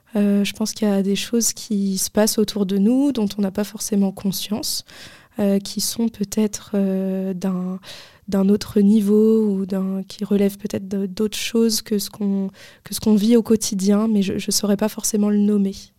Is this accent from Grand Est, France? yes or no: no; Paris, Île-de-France, France; quand j'étais jeune, moi j'habitais à Paris